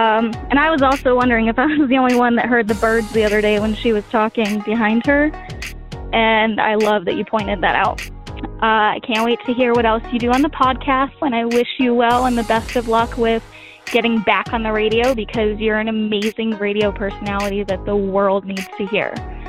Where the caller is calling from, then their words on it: Phoenix, Arizona, United States; I'm calling you from Phoenix, Arizona.